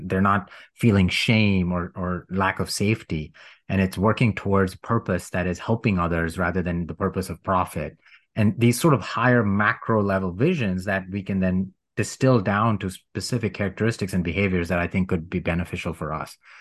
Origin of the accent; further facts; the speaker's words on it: India; moved away; supremacy based culture, which I grew up in in India